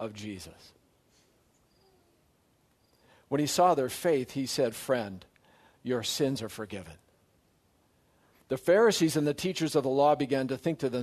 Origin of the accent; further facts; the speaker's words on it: Surrey, British Columbia, Canada; moved away as an adult; also born or lived in Saskatoon / Strathmore / Grand Rapids, Michigan; I grew up in Surrey, British Columbia, or as I say, I survived Wally. That's home.